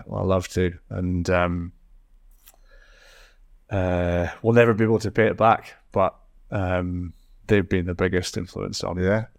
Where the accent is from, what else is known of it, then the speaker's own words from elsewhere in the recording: Scotland, United Kingdom; accent: Scottish; Maybe give it a bit of time, because it probably had enough of my Scottish accent on the Spotify for a while.